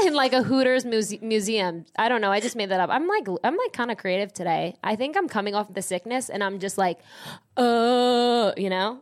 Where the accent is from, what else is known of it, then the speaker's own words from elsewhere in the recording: New Jersey, United States; I'm from Jersey